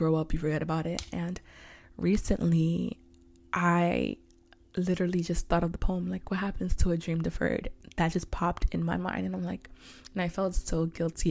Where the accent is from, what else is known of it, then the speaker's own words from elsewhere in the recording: New York City, New York, United States; I'm from Harlem, H-Town